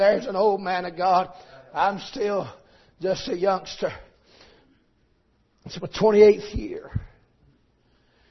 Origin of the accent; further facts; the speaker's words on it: Tunnel Hill, Georgia, United States; I'm from Tunnel Hill, Georgia